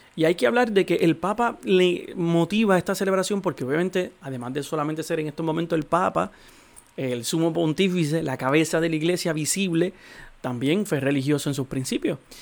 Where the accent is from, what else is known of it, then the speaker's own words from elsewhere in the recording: Puerto Rico; nosotros como puertorriqueños